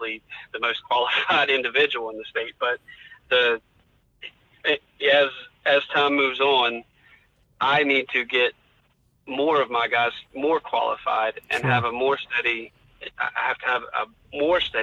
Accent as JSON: {"language": "English", "town": "French Creek", "region": "West Virginia", "country": "United States", "tie": "born or raised there", "said": "I was born on Frenchton Road in French Creek"}